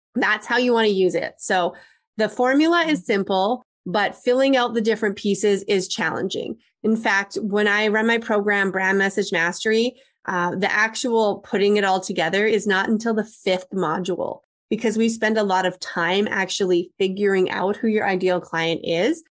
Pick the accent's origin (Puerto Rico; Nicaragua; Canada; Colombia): Canada; I'm Canadian